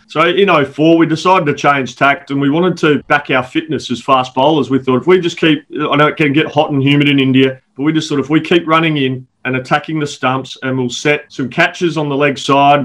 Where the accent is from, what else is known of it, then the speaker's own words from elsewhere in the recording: South Australia, Australia; I've got an opportunity to coach my home state, South Australia